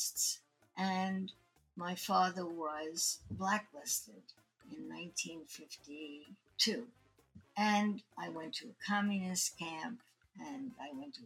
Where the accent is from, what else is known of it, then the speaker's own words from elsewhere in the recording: New York City, New York, United States; I grew up in Brooklyn, and I read everything that I could at the Brooklyn